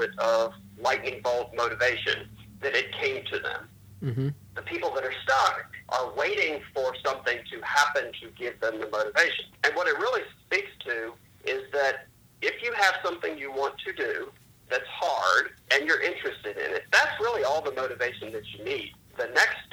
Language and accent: English; outside of Richmond, Virginia, United States; I grew up outside of Richmond, Virginia